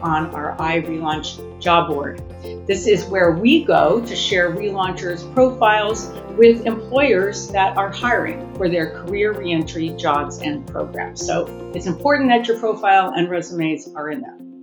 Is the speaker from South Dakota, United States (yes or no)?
no; Southern California, United States; I'm actually born and raised in Southern California, and I worked